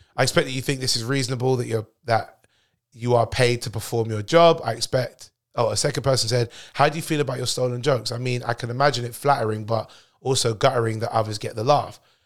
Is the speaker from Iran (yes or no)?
no; United Kingdom; I'm British born